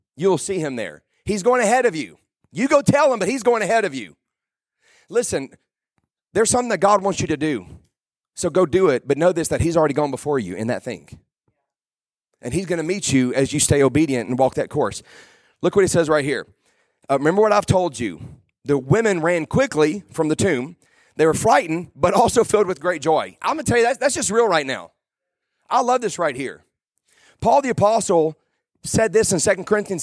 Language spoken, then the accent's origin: English; South Louisiana, United States; I'm from South Louisiana